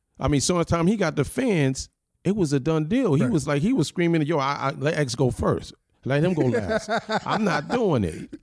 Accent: Yonkers, New York, United States; But you know, Yonkers, I'm from Yonkers. I'm from Uptown, right. Period.

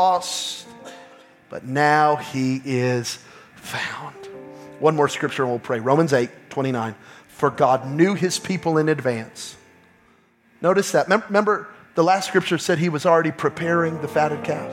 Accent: New Mexico, United States; I'm from New Mexico

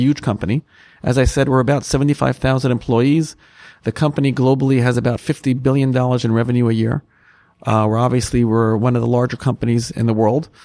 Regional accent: United States; accent: American; as you can hear from my accent, I'm American myself

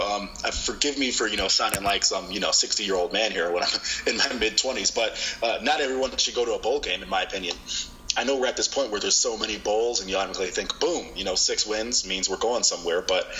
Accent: Tampa, Florida, United States; I'm born and raised in Tampa, and it's where I am now.

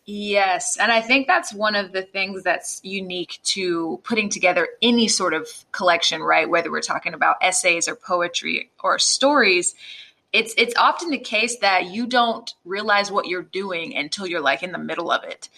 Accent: Jacksonville, Florida, United States; the place I grew up

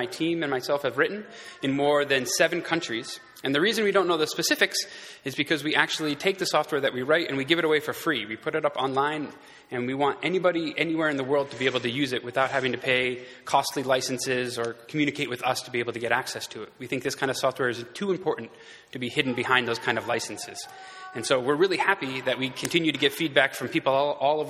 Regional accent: Houghton, New York, United States; moved away as an adult; now in Nairobi, Kenya; I grew up here in Houghton

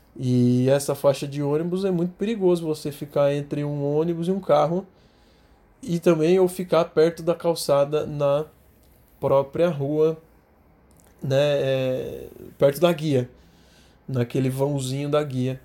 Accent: São Paulo, Brazil; eu sou de São Paulo

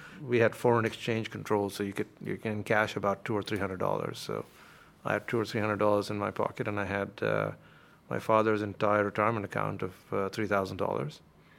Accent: India; In the mid-80s, when you were growing up in India, if you wanted to get somewhere in life, you had a choice of being an engineer or being a doctor.

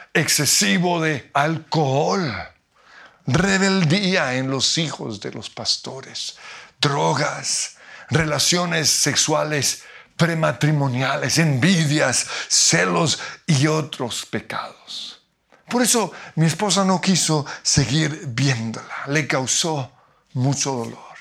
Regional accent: Colombia; como diríamos en Colombia

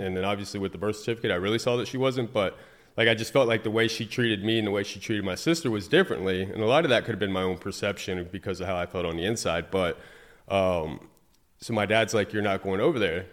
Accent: Fort Pierce, Florida, United States; I was raised in Fort Pierce, Florida

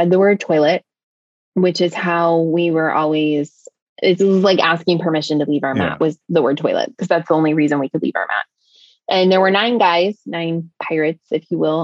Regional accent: United States; I'm an American woman

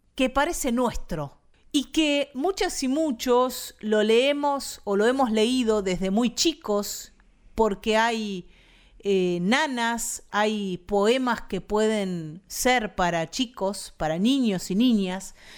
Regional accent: Buenos Aires Province, Argentina; venimos de la provincia de Buenos Aires, para las y los bonaerenses

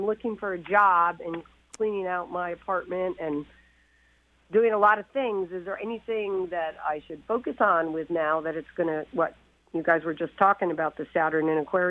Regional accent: Connecticut, United States; moved away as an adult; also born or lived in New York; now in Washington, United States; I grew up in Connecticut and New York. I'm an East Coast person.

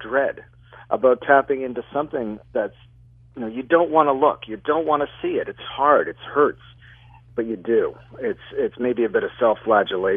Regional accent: Toronto, Ontario, Canada; my hometown of Toronto

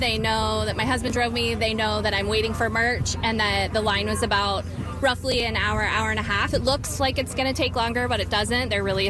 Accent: Somerville, Ohio, United States; I'm from Somerville, Ohio.

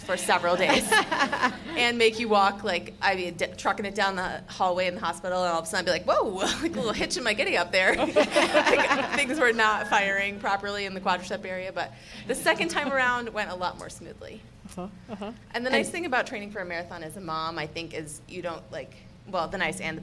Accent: Wisconsin, United States; accent: Midwestern twang; moved away as an adult; now in Golden, Colorado, United States; I'm originally from Wisconsin. I've been living in Colorado for 10 years

